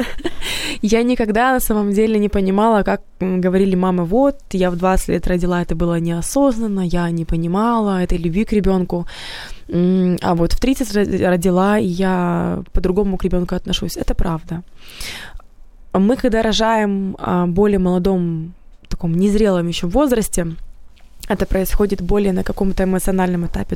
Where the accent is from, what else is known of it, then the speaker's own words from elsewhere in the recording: Odesa, Odesa Oblast, Ukraine; moved away as an adult; now in Kyiv, Ukraine; я вообще из Одессы приехала сюда